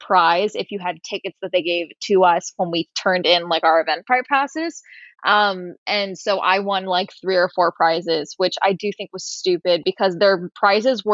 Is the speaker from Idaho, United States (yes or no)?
no; Tustin, California, United States; now in Los Angeles, United States; my hometown of Tustin outside